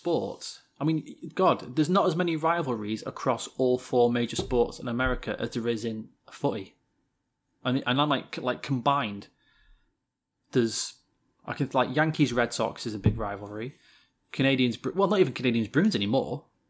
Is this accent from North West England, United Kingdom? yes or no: no; Hammersmith, London, United Kingdom; Well, I come from Hammersmith.